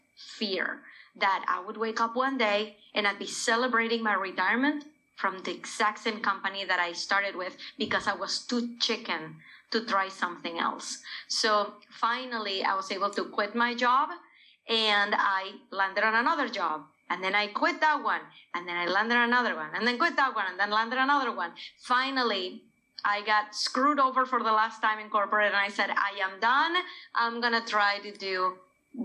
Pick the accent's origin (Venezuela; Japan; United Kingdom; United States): Venezuela; moved away; when I was growing up in Venezuela with corporate parents